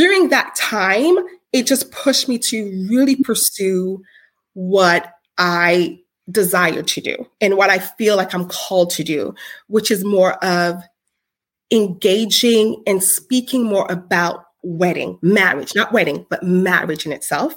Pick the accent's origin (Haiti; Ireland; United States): Haiti; I'm Haitian